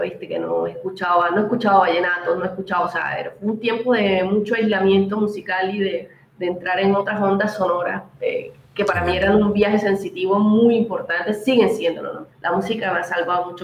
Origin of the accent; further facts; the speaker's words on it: Cartagena, Bolívar, Colombia; moved away as an adult; also born or lived in Bogotá / Ecuador; Yo nací en un hogar en el Caribe, en Cartagena más específicamente